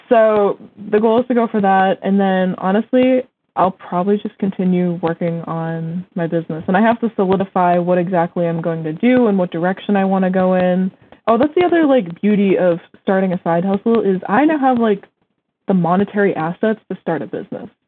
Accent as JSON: {"language": "English", "region": "Massachusetts", "country": "United States", "said": "yeah, I go to school in Vermont, but I'm from Massachusetts."}